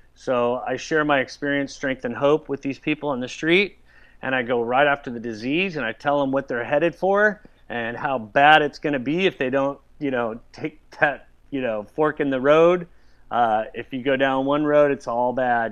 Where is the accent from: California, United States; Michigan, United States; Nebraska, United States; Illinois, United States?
California, United States; Southern; I grew up surfing. You know, I grew up in Southern California